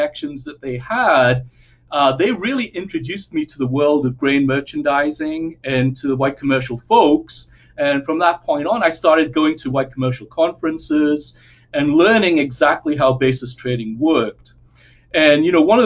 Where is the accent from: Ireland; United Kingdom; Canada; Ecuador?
United Kingdom; South Shields, North East England; now in Arkansas, United States; I'm originally from England, a town called South Shields in the northeast of England